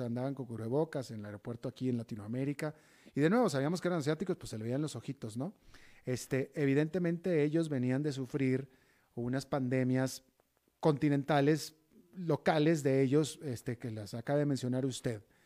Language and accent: Spanish; Monterrey, Nuevo León, Mexico; moved away; mi tierra natal, Monterrey, también.